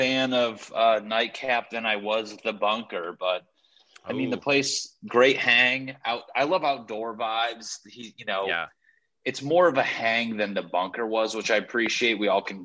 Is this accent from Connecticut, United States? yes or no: yes; Connecticut, United States; moved away; I'm from Connecticut